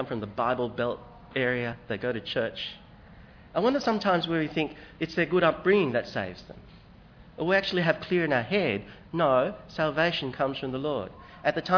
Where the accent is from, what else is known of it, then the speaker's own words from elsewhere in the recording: Hong Kong; now in Australia; I come from Hong Kong